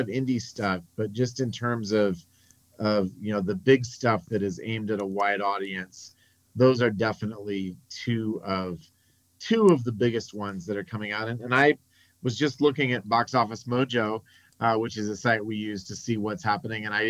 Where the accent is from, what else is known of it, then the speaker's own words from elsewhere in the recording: United States; as an American